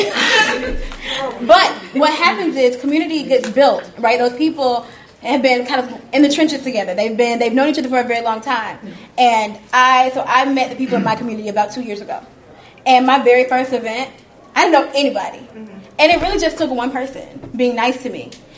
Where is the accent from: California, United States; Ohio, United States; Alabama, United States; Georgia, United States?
Georgia, United States; Atlanta; I grew up in Atlanta, I've lived here my entire life